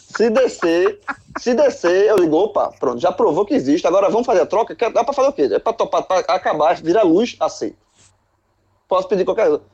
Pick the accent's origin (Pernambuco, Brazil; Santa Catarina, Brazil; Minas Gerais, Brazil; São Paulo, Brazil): Pernambuco, Brazil; Recife; eu sou do Recife